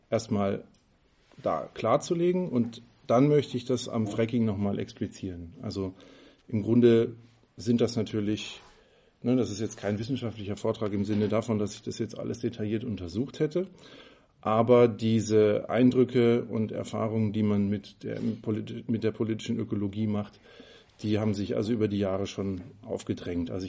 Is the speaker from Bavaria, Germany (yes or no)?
no; Freiburg, Baden-Württemberg, Germany; Ähm, ich komme ja aus Freiburg.